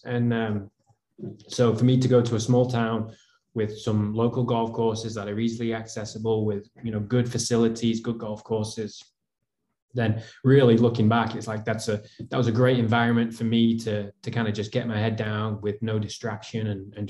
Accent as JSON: {"language": "English", "region": "the north of England", "country": "United Kingdom", "said": "I mean, I'm from North England."}